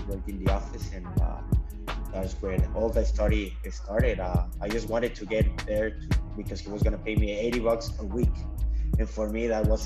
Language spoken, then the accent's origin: English; Ciudad Juárez, Chihuahua, Mexico; moved away as an adult; now in San Diego, United States; I am from Juarez, Mexico, and I'm 27 years old. I've been here in San Diego working since for the last 3 years